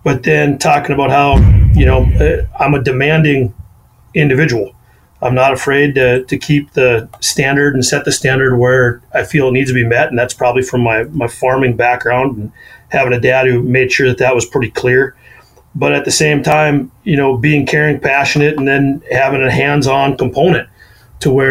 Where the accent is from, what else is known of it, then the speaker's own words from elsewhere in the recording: North Dakota, United States; also born or lived in Colorado; I'm originally from the area here in North Dakota with my wonderful accent.